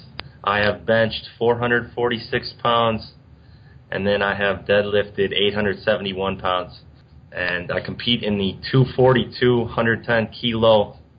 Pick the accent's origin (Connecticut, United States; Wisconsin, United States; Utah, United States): Wisconsin, United States; Cambridge; I grew up in Cambridge, Wisconsin, which it's a really small town, about 1,000 people